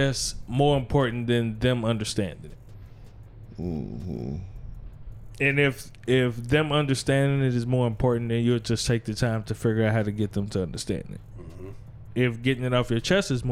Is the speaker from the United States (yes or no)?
yes; Gary, Indiana, United States; I'm from Gary